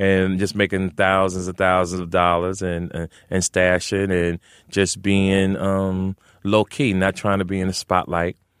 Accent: Jersey City, New Jersey, United States; moved away as an adult; also born or lived in Arizona / California; I'm originally from Jersey City, New Jersey, Brick City

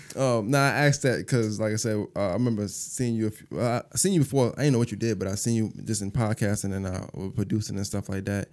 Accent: New York City, New York, United States; now in Augusta, United States; I'm from Bushwick

